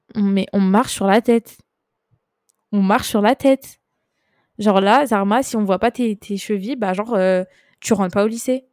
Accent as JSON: {"language": "French", "country": "France", "tie": "born or raised there", "said": "j'ai grandi en France, je suis française"}